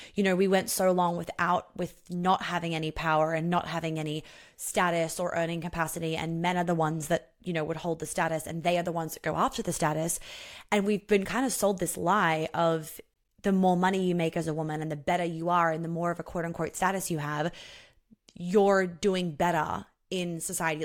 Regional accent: Sydney, New South Wales, Australia; we grew up together in Sydney

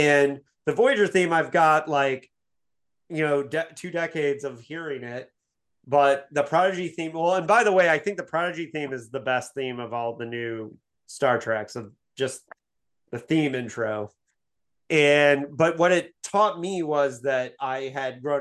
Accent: Bloomington, Indiana, United States; Captain Janeway statue in Bloomington, Indiana, my hometown

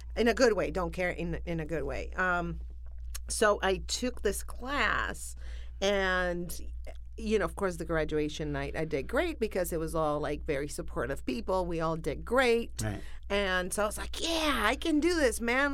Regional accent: Buenos Aires, Argentina; moved away as an adult; also born or lived in New Orleans; now in Los Angeles, United States; I am from Argentina, from Buenos Aires. I was born there

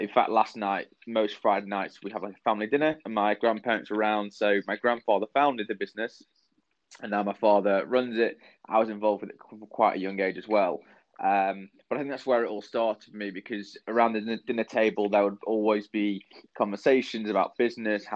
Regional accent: Manchester, North West England, United Kingdom; moved away as an adult; also born or lived in London; I was born and raised in Manchester

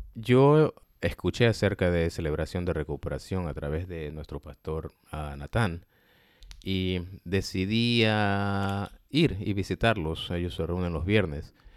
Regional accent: Ecuador; moved away; also born or lived in United States; yo he vivido aquí en Estados Unidos más de 20 años. Dios me ha llevado de retorno al país donde yo nací

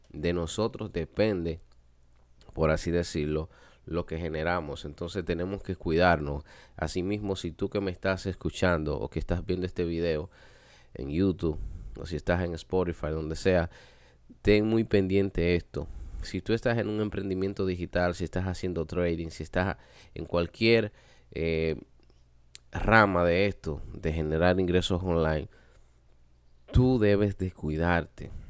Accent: Dominican Republic; nosotros como latinos, como dominicanos, siempre tenemos, como se dice por ahí, la sangre caliente.

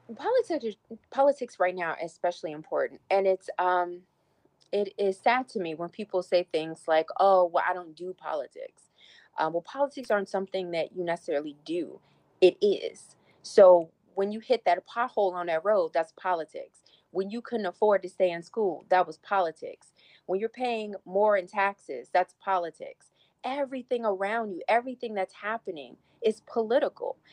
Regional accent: Petersburg, Virginia, United States; my hometown in Petersburg

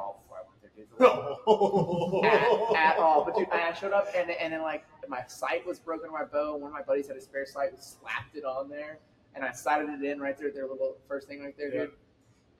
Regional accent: Hallettsville, Texas, United States; I grew up in Hallettsville, population 2,500.

